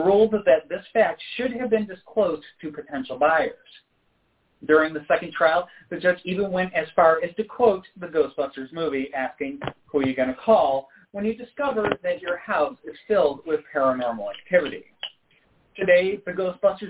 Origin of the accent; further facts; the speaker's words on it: Rochester, New York, United States; now in Richmond, United States; I'm from Western New York. I grew up in Rochester